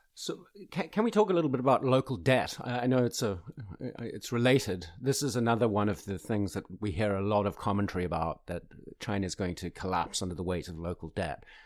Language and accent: English; South Africa; moved away; my home country of South Africa